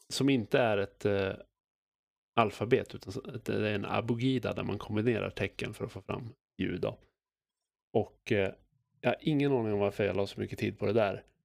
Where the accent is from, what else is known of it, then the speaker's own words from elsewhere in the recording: Sweden; som svensk rollspelare